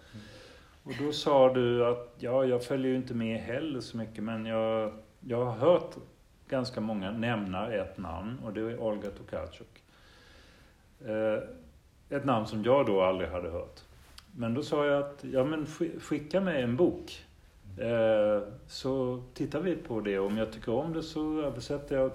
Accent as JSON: {"language": "Swedish", "country": "Denmark", "tie": "born or raised there", "moved": "yes", "said": "Det är ju nästan mitt känslomässiga modersmål mm. eftersom mm. jag växte upp i Danmark"}